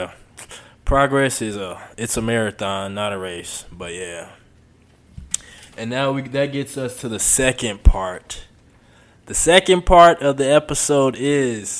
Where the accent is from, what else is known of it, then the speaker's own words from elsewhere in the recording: Houston, Texas, United States; moved away as an adult; also born or lived in Arkansas; I grew up in Houston. Growing up in Houston